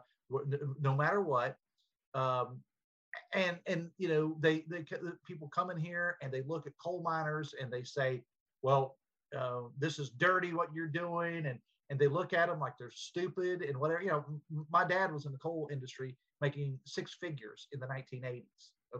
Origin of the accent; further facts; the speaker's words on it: West Virginia, United States; moved back to my hometown